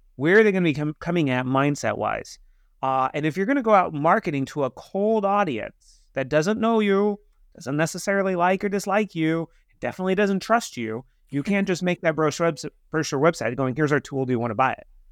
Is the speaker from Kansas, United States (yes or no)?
yes; Kansas, United States; I'm from Kansas